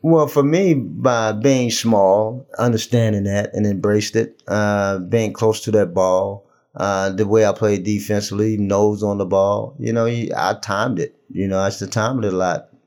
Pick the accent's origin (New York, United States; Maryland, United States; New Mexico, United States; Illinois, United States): Maryland, United States; Baltimore; now in Charlotte, United States; Kim and I go back so far, so far back in terms that we grew up in Baltimore.